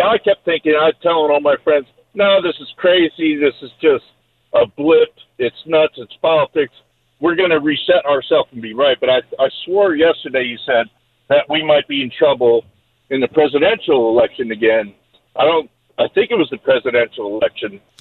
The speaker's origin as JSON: {"language": "English", "region": "New Jersey", "country": "United States", "tie": "born or raised there", "moved": "yes", "lives_now": "Georgia, United States", "said": "I grew up in New Jersey with a bleeding heart, Democrat mom"}